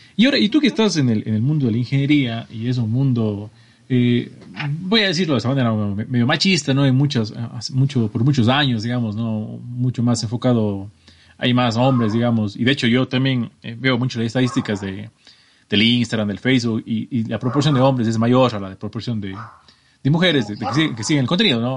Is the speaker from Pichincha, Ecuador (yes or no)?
no; Cuenca, Azuay, Ecuador; los dos somos de Ecuador. Eh, María Careda es de una ciudad que se llama Sogues, está a unos treinta y pico kilómetros de mi ciudad que se llama Cuenca